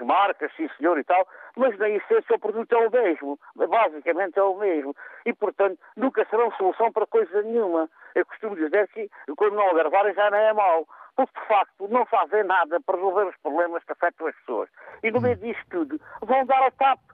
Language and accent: Portuguese; Alentejo, Portugal; como nós dizemos aqui no Alentejo